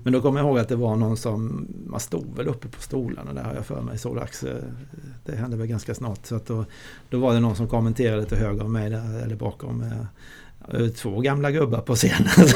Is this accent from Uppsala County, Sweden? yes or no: no; Tingsryd, Kronoberg County, Sweden; moved away; also born or lived in Switzerland; jag kommer från eh, ett ställe i, Småland, jag är född i Tingsryd